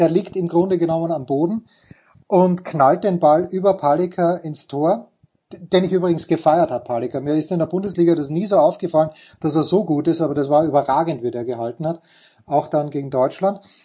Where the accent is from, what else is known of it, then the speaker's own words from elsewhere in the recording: Austria; Ich als Österreicher